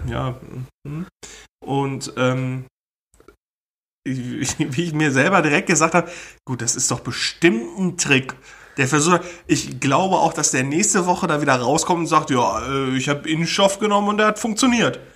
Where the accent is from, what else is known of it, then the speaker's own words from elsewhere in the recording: Germany; als Deutsche